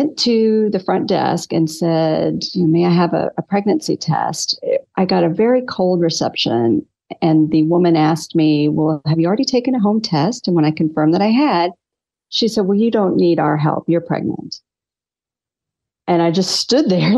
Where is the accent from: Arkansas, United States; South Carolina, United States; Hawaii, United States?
South Carolina, United States; North Myrtle Beach; I was raised in South Carolina.